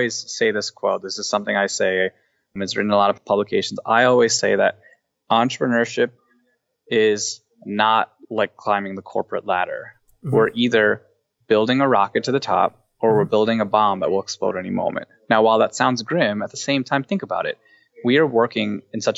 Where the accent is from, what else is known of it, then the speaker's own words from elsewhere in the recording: Cleveland, Ohio, United States; we're both from the same area, we're both from Cleveland